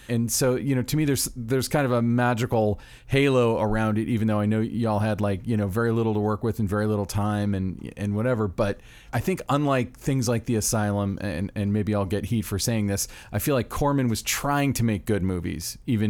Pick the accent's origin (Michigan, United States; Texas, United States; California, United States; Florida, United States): Florida, United States; I'm from Florida